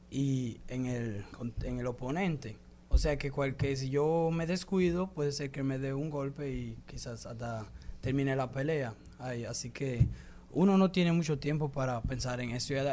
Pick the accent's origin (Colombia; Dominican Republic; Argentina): Dominican Republic; ella también me dio unos consejo que nunca olvide que soy dominicano, que los dominicanos no se dejan